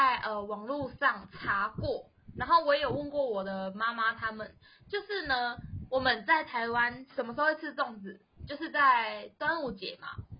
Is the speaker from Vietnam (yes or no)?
yes; Vietnam; now in Taiwan; 在越南啊，其实我们只要回去，或甚至我们从越南回来的时候，我们家一定是爆满的哦